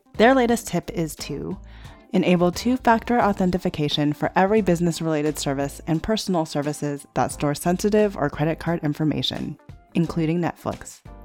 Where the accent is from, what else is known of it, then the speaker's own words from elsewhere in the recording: United States; family raised me, I'm very American